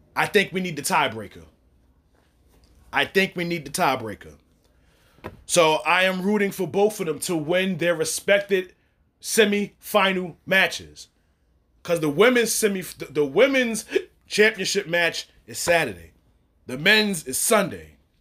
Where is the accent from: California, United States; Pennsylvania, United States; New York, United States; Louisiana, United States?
New York, United States; New York City; we're both from New York, I'm from Brooklyn